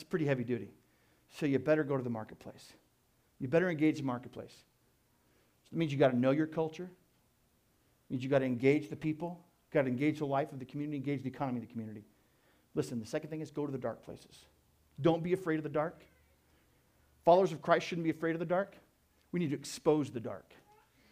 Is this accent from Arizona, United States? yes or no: yes; Tucson, Arizona, United States; I'm from Tucson. I love Tucson.